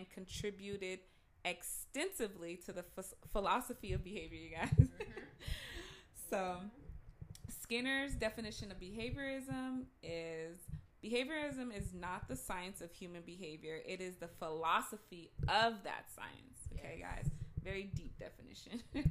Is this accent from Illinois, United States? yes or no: no; Pasadena, California, United States; I'm from Pasadena